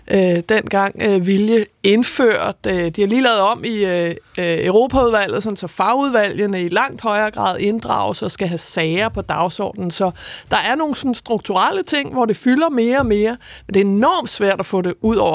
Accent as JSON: {"language": "Danish", "country": "Denmark", "said": "jeg er også super dansker"}